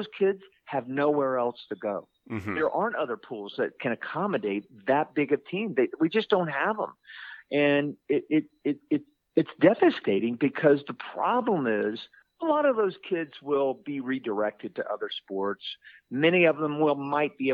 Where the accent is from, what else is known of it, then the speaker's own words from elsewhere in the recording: Orlando, Florida, United States; I'm from Orlando, Florida.